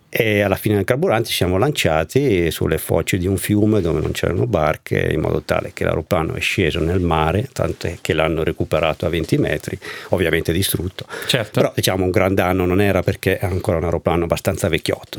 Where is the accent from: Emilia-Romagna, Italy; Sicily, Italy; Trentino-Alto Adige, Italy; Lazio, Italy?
Trentino-Alto Adige, Italy; Val di Fiemme; dove abitiamo noi, dove io sono originario, la Val di Fiemme, il Trentino in generale